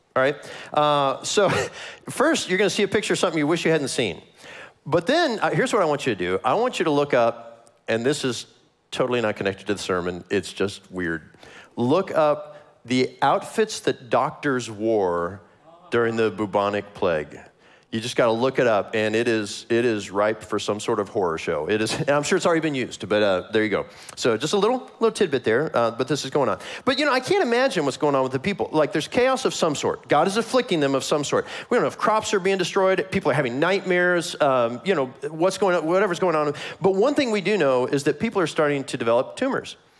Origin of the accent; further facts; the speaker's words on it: Kansas City, United States; I am from Kansas City.